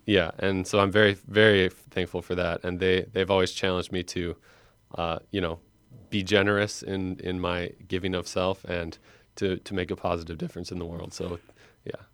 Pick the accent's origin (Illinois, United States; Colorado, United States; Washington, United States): Illinois, United States; Fox Lake; also born or lived in Michigan; I was born, uh, and raised in Fox Lake, Illinois, which is in Northwest Lake County.